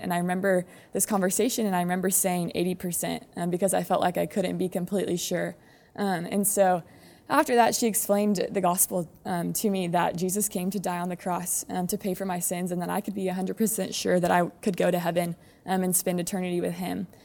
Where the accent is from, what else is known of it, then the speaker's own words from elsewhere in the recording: San Antonio, Texas, United States; I grew up in Alma Heights, um, just around the corner